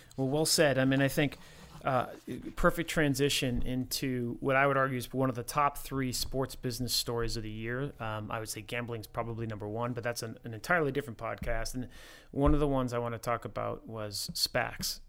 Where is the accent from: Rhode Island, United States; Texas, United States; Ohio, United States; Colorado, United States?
Rhode Island, United States; I grew up in Rhode Island